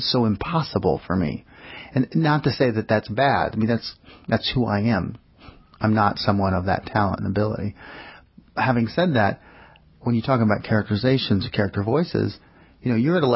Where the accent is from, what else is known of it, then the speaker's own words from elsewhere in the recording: New York City, New York, United States; I grew up in New York City, and Diane Wolfstein came to my preschool.